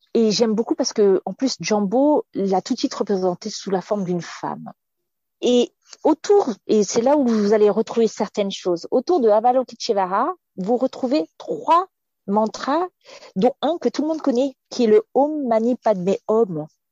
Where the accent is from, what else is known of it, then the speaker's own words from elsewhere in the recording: France; je suis française, donc j'ai baigné dans une certaine éducation.